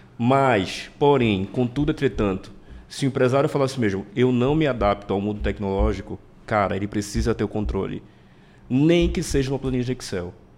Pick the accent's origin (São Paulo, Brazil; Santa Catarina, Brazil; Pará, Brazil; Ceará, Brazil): Pará, Brazil; eu sou paraense, nascido e criado aqui, nunca saí daqui